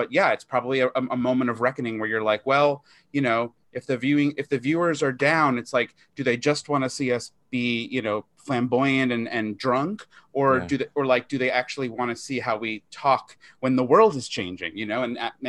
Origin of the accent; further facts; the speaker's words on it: Long Island, New York, United States; I grew up in Long Island